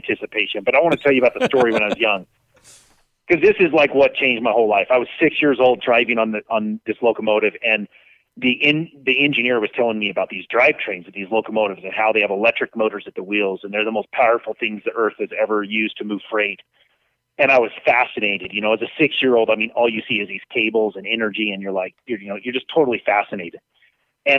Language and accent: English; Las Vegas, Nevada, United States; also born or lived in Utah; When I was 6 years old, you know, my dad was the manager for Union Pacific Railroad. We moved from Utah to Las Vegas, and I grew up on trains